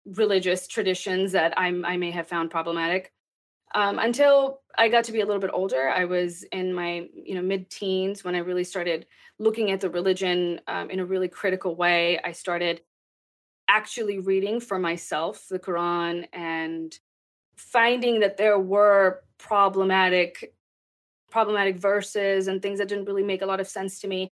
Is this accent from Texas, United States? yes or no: yes; Texas, United States; also born or lived in Pakistan; I grew up in Texas. I was born in Pakistan and I moved here. Um, I think I was seven or eight when we immigrated to the United